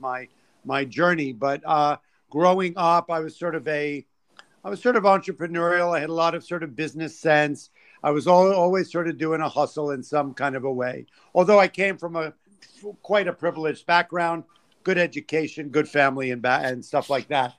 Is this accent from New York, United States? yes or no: yes; New York City, New York, United States; I grew up in New York City.